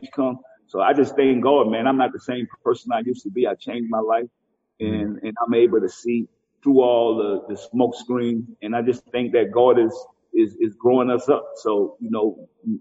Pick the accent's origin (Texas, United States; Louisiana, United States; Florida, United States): Louisiana, United States; New Orleans; they from New Orleans and they from where I'm from